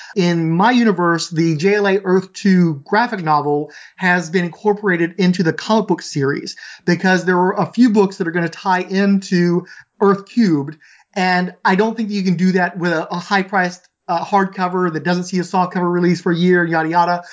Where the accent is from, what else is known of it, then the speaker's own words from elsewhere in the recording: Houston, Texas, United States; I grew up in Southeast Houston.